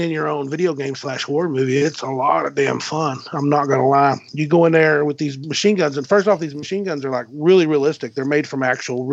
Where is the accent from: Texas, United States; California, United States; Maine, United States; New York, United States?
Texas, United States; West; I'm from West Texas